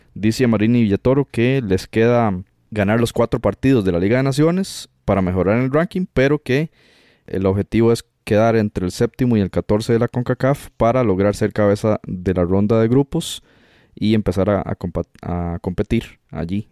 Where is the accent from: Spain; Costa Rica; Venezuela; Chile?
Costa Rica; nosotros como costarricenses